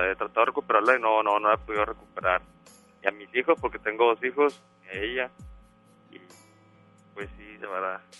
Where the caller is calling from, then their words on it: Monterrey, Nuevo León, Mexico; De Monterrey.